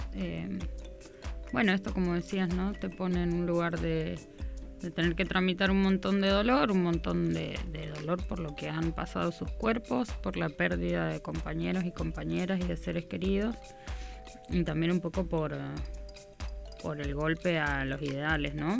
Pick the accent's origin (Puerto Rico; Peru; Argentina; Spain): Argentina; nosotros como pueblo argentino tenemos una historia